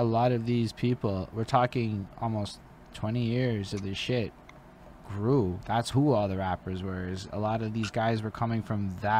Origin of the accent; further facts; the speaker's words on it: Canada; I grew up in Canadian poor, which is just, come on, it's Canadian poor.